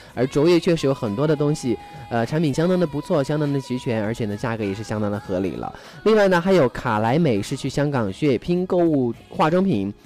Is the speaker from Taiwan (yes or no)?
no; China; 我们大陆人和内地人